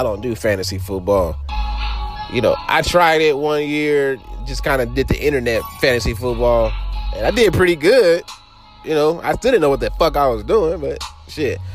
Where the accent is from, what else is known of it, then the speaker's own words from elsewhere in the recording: Los Angeles, California, United States; I grew up in Los Angeles